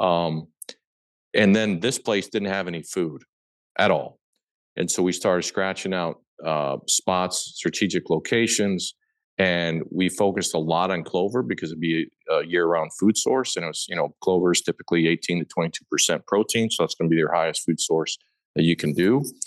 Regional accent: Papillion, Nebraska, United States; I was born and raised in Papillion, Nebraska, which is a suburb of Omaha

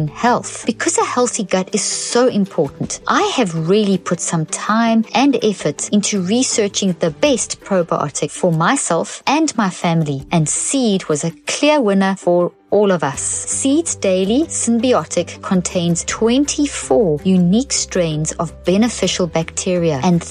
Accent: South Africa; moved away; I grew up in South Africa where rugby is a religion

